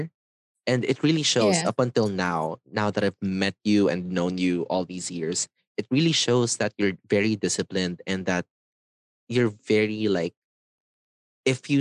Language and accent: English; Manila, Metro Manila, Philippines; for my fourth grade to sixth grade, where I graduated, I was at JRU, Jose Rizal University, and it's a semi-public school.